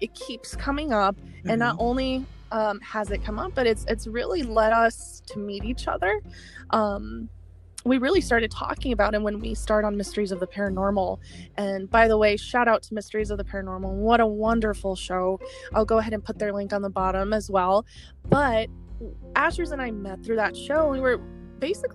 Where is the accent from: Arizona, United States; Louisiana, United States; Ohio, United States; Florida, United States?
Arizona, United States; Arizona, where I live, my home state